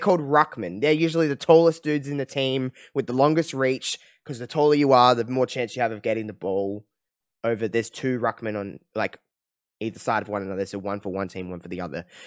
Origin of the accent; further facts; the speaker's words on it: Australia; as an Australian